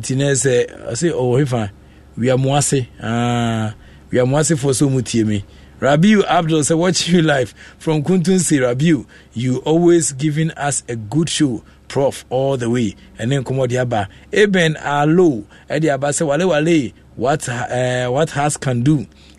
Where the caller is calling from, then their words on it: Calgary, Alberta, Canada; I'm … from Canada Calgary